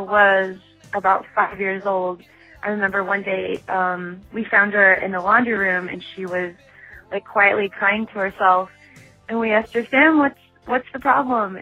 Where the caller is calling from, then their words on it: Australia; I'm calling from Australia